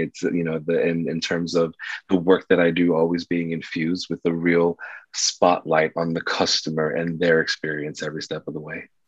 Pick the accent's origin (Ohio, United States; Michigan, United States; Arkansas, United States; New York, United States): New York, United States; New York City; I was raised in New York City during the 80s and 90s in the South Bronx.